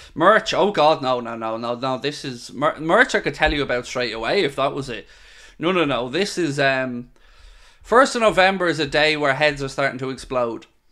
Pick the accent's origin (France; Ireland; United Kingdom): Ireland; also born or lived in Wexford; I'm Irish and I live in Ireland and I live in Wexford